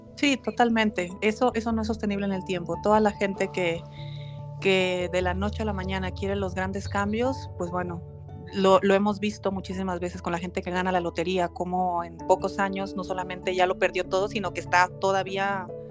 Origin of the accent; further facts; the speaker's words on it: Ciudad Obregón, Sonora, Mexico; now in Guadalajara, Mexico; yo me fui a Ciudad Obregón, que fue mi, es mi ciudad donde yo eh, me crié, y en Sonora